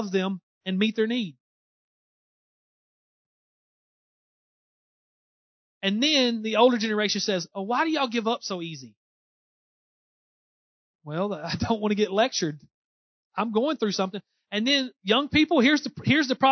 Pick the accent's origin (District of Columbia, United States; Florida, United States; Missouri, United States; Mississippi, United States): Missouri, United States; Southeast; accent: Southeast Missouri; my Southeast Missouri accent